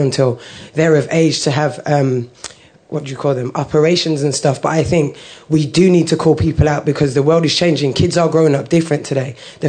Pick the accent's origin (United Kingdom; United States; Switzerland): United Kingdom; Birmingham, West Midlands; now in London, United Kingdom; I was from Birmingham. I was quite ignorant when I came to London because I'm not used to being around so much cultures.